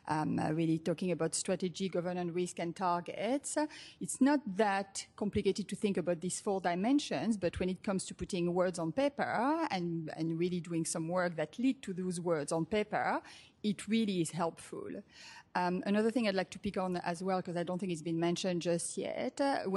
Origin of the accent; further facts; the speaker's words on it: Australia; accent: Australian; If you are wondering about the accent, I'm Australian, as well as French.